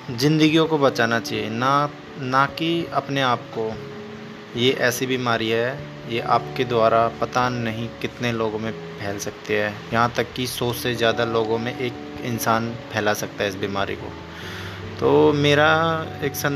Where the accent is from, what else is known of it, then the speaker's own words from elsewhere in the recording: India; मैं इंडिया से हूँ